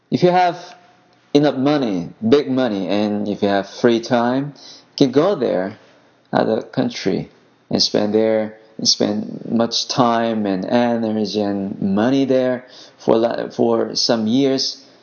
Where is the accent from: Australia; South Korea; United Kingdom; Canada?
South Korea; English is a second language; I'm very ordinary and typical Korean, like you.